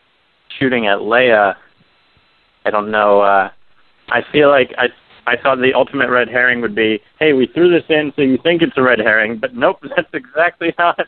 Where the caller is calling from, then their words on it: Maryland, United States; Hey, this is …. I'm calling from Maryland.